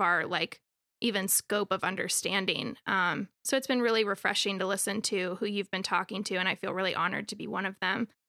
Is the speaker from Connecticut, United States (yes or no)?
no; Raleigh, North Carolina, United States; I'm from Raleigh, born and raised